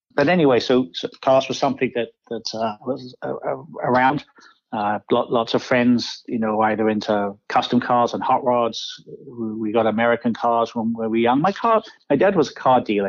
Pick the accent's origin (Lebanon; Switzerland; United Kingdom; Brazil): United Kingdom; Kent, South East England; now in Detroit, United States; I grew up in Kent, southeast England